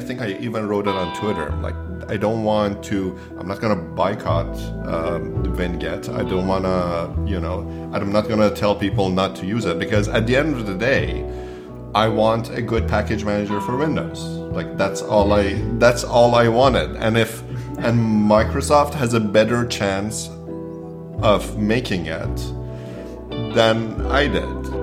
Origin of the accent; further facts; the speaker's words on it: Toronto, Ontario, Canada; I grew up in Toronto, and after I finished high school, I went to George Brown